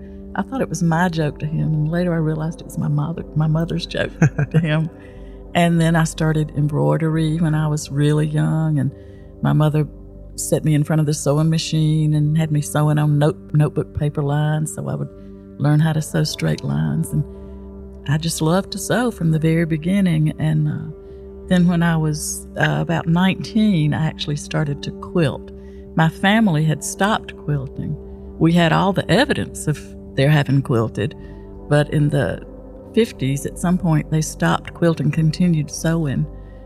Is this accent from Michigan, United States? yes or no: no; Buena Vista, Georgia, United States; Buena Vista, Georgia.